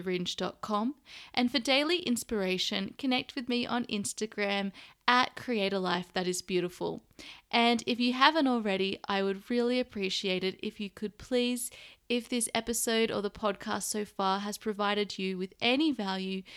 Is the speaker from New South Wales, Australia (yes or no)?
yes; Sydney, New South Wales, Australia; moved away; I'm currently staying in Sydney, Australia, my hometown.